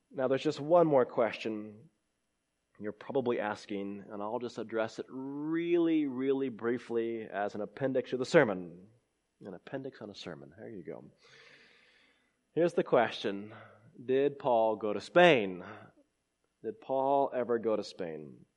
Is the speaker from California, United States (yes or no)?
yes; California, United States; now in Clemson, United States; I was born in California